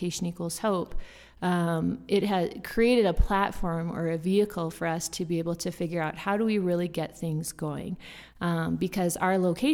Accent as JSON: {"language": "English", "town": "Fargo", "region": "North Dakota", "country": "United States", "moved": "as an adult", "said": "I'm from Fargo, North Dakota"}